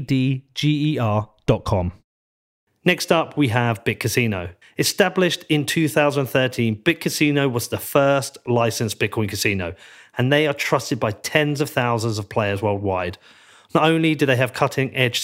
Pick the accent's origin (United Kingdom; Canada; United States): United Kingdom; Coming from the UK